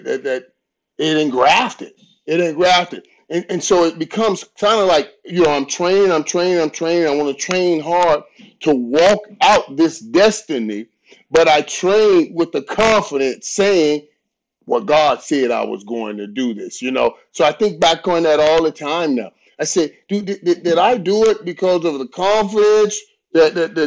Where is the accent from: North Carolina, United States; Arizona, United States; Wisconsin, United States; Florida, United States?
Florida, United States; Fort Lauderdale; I grew up in Fort Lauderdale.